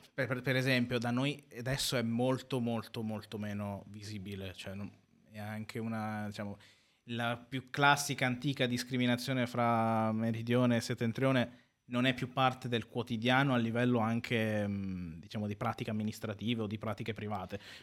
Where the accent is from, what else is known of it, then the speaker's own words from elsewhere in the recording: Carpi, Emilia-Romagna, Italy; in quanto nato comunque qua a Carpi, quindi eh, modenese di provincia, però i miei genitori sono, sono siciliani